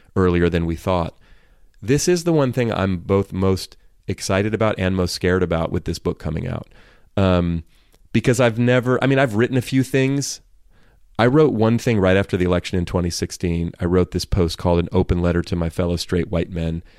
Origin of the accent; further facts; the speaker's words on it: Oakland, California, United States; I grew up in Oakland, California.